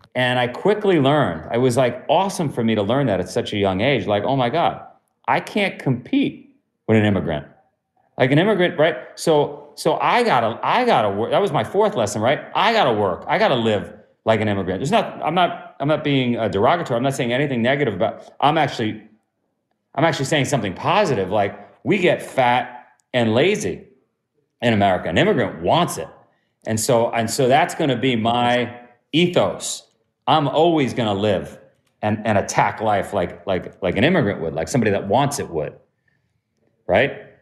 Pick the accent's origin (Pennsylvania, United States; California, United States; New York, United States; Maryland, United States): New York, United States; New York City; also born or lived in Ithaca; I'm from Queens